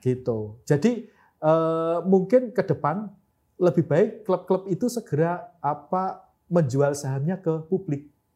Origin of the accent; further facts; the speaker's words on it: Madiun, East Java, Indonesia; klub kota saya PSM Madiun